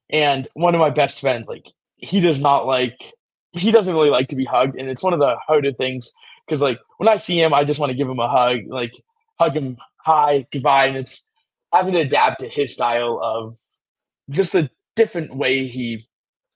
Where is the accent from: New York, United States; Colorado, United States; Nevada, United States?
Nevada, United States; Las Vegas; I'm from Las Vegas, Nevada